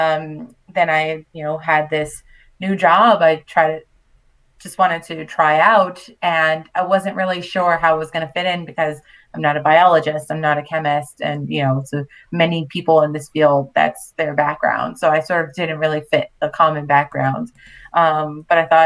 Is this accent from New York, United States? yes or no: yes; New York City, New York, United States; moved away as an adult; also born or lived in Manhattan / Long Island / Puerto Rico (family); now in France; I was born and raised in Brooklyn, so definitely grew up on hip hop and R&B